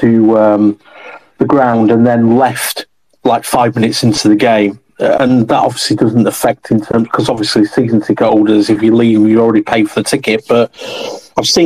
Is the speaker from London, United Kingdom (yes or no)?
no; Bradford, Yorkshire and the Humber, United Kingdom; I'm from West Bowling originally